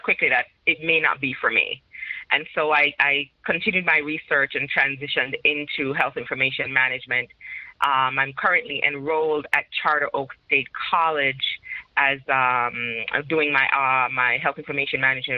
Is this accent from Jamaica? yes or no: yes; Jamaica; moved away as an adult; now in United States; I by roots, I'm Jamaican, so I'm from the Caribbean